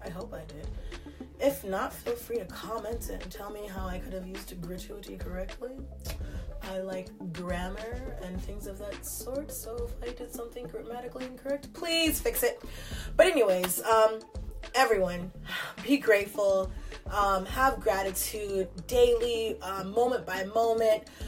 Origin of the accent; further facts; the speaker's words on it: Newark, California, United States; I'm from California